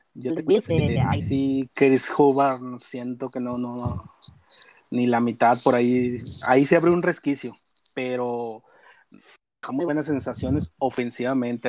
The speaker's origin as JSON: {"language": "Spanish", "town": "Monclova", "region": "Coahuila", "country": "Mexico", "said": "soy de Monclova, Coahuila, somos acá de Monclova"}